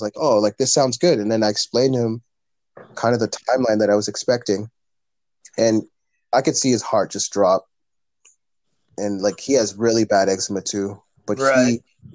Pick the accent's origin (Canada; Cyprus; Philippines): Canada; first language English; my first language is English. I was raised here in Canada.